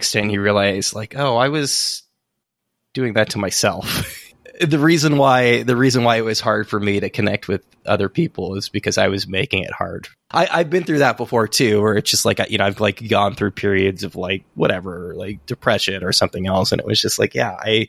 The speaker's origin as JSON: {"language": "English", "town": "San Francisco", "region": "California", "country": "United States", "also_born_or_lived": "Santa Cruz", "moved": "as an adult", "said": "I'm from San Francisco originally."}